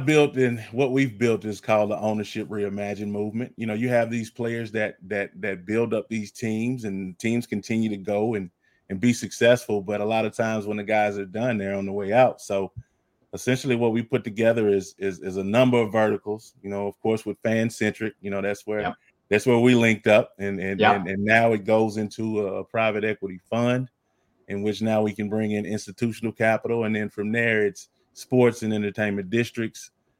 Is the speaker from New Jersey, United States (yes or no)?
no; Texas, United States; I'm Texan all the way.